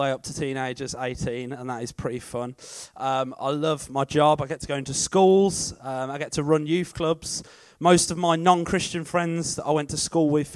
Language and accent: English; Sutton Coldfield, West Midlands, United Kingdom; I am from Sutton Coldfield